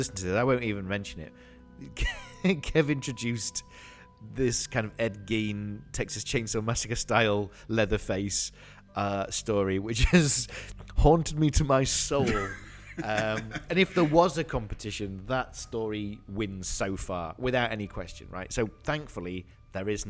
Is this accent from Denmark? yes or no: no; United Kingdom; I'm from the home of like Hammer Horror.